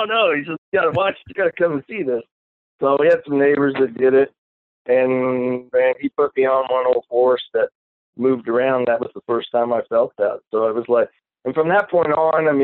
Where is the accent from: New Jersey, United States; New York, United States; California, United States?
California, United States; Reedley; also born or lived in Bay Area, California; I was born and raised in Central California, which is a little town called Reedley, California.